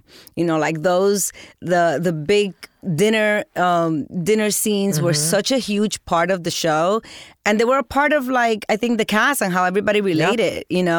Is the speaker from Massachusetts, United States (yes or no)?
no; New Jersey, United States; I grew up in Jersey, so I thought it was a huge deal to be a part of The Sopranos